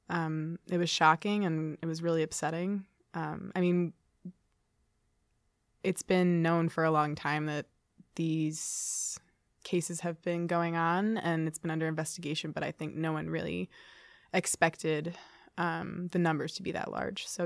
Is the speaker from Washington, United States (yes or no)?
no; Poughkeepsie, New York, United States; moved away as an adult; now in Ithaca, United States; I'm from Poughkeepsie, New York